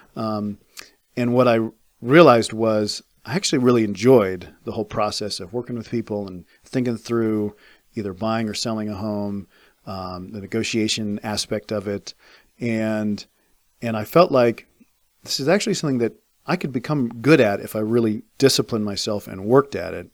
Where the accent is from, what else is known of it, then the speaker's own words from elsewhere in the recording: Fairfax, Virginia, United States; moved away as an adult; I grew up in Fairfax